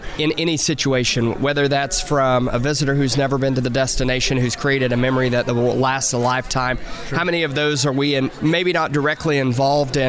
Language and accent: English; Cookeville, Tennessee, United States; moved away as an adult; now in Nashville, United States; coming from Cookeville, my hometown